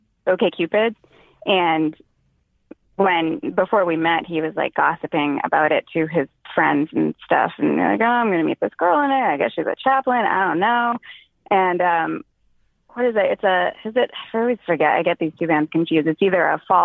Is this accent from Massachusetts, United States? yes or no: yes; Boston, Massachusetts, United States; moved away; So I don't live there now, but I'm originally from the Boston area.